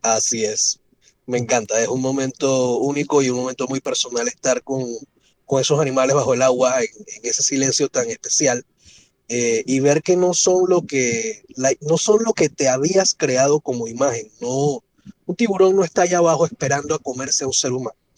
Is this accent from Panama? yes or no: yes; Panama; crecí rodeado de naturaleza en Panamá